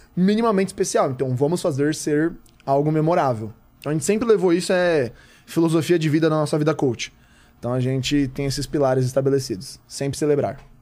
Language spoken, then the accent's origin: Portuguese; Osasco, São Paulo, Brazil; sou de lá.